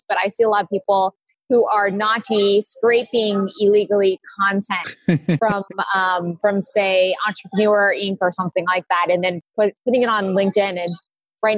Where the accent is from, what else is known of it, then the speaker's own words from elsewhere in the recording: Silicon Valley, California, United States; I grew up in Silicon Valley